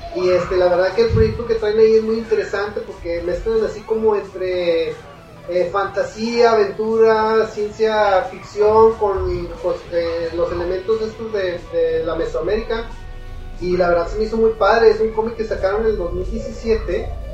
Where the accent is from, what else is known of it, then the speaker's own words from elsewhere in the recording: Monterrey, Nuevo León, Mexico; aquí somos de Monterrey